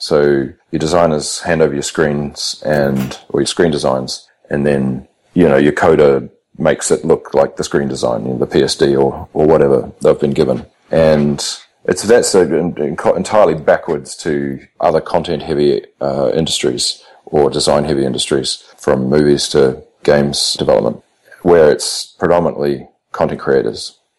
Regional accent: New Zealand; now in Australia; I'm almost an Aussie. I've been here for 10 years or nearly 10 years. So, and considering becoming a citizen, so I'll be an adopted Aussie at some point.

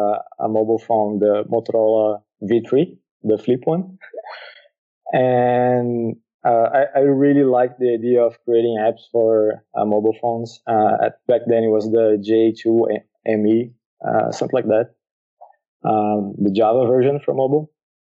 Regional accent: Brazil; moved away as an adult; now in Lisbon, Portugal; Yeah, actually living here, I moved from Brazil to here because my wife started doing college here.

